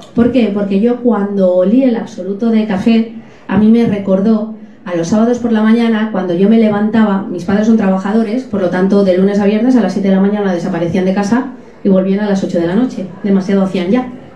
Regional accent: Alcoy, Valencian Community, Spain; Yo soy de Alcoy, estamos rodeados de montañas

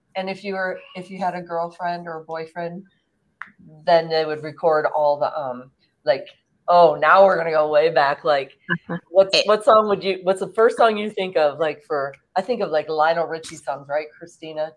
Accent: St. Louis, Missouri, United States; I grew up in St. Louis

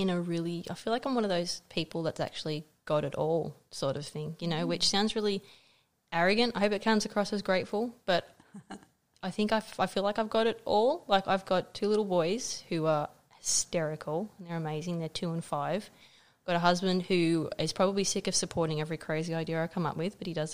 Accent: Blue Mountains, New South Wales, Australia; I grew up in the Blue Mountains

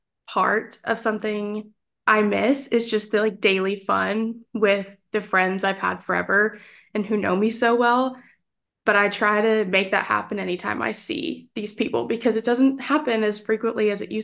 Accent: Dallas, Texas, United States; moved away as an adult; now in Nashville, United States; I'm from Dallas, Texas, born and raised. I'm a Texas girl all day long.

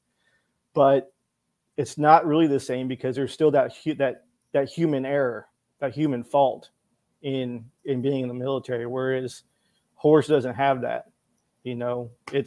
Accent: Fort Worth, Texas, United States; moved away as an adult; also born or lived in Manhattan; born and raised in Fort Worth, Texas

